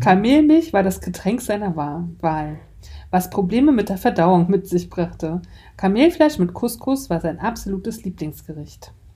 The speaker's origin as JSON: {"language": "German", "region": "Mecklenburg-Vorpommern", "country": "Germany", "said": "Ich bin ja aus Mecklenburg-Vorpommern"}